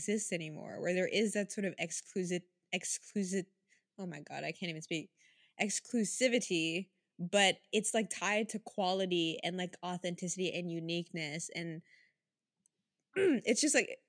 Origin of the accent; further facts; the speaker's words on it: Sint Maarten; moved away; growing up on the Dutch side